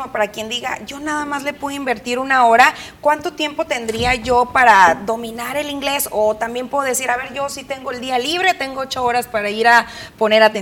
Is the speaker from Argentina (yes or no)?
no; Mexico; y sin duda alguna otra limitante como buenos mexicanos, como pretexto más bien que nos colocamos es el tema del tiempo